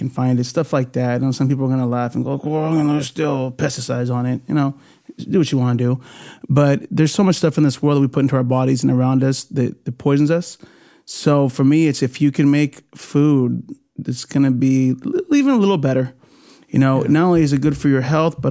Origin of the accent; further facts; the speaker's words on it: Bakersfield, California, United States; first language Spanish; also born or lived in Puerto Rico; I came back as a sophomore in high school. Stockdale High School, Mustang